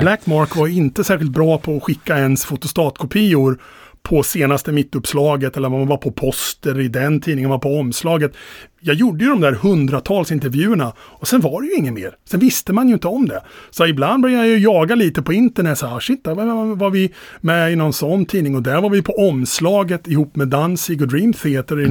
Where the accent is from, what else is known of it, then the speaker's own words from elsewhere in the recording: Finspång, Östergötland, Sweden; i Finspång när jag växte upp